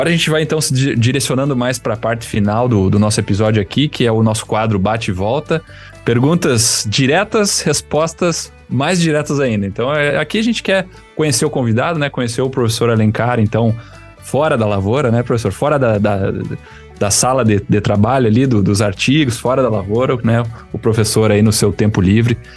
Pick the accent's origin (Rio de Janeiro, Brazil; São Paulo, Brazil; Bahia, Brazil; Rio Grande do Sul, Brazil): Rio Grande do Sul, Brazil; Que, como um bom gaúcho, churrasco.